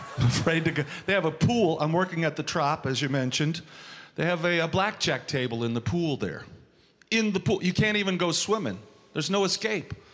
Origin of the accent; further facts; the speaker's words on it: Missouri, United States; also born or lived in New York; now in Las Vegas, United States; I am from Missouri, home of the Kansas City Chiefs.